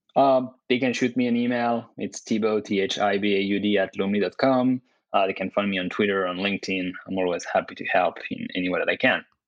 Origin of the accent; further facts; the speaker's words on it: France; moved away as an adult; also born or lived in Dubai / Canada; now in United States; I was born and raised in France